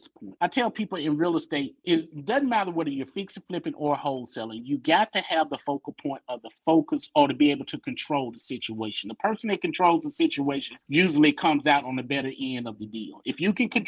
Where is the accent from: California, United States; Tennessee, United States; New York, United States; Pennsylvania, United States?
Tennessee, United States; Memphis; I'm from Memphis